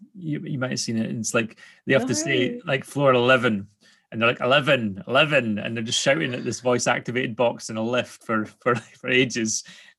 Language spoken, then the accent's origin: English; Scotland, United Kingdom; I'm Scottish.